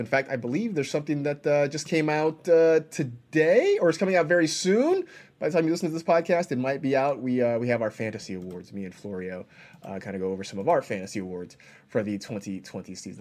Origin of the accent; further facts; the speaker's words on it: Bay Area, California, United States; the time I was growing up in the Bay Area